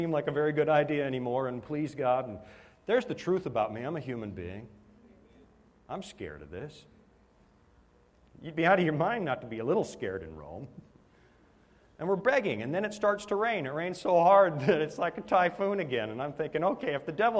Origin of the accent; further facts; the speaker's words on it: Canada; moved away; I'm a Canadian